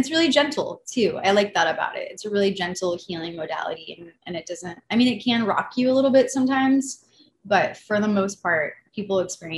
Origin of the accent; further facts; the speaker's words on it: Malibu, California, United States; I grew up in Malibu, California